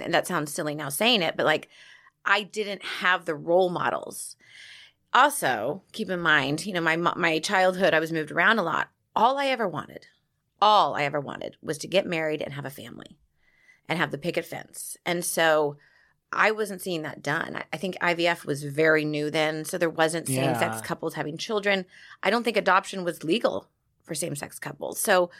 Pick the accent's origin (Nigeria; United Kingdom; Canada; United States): United States; Laguna Beach, California; I grew up in Laguna Beach, which is a very gay-friendly town, but it was a gay men.